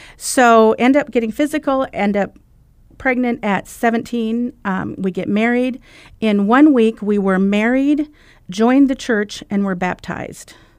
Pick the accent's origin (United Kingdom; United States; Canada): United States; Iowa; I'm from Iowa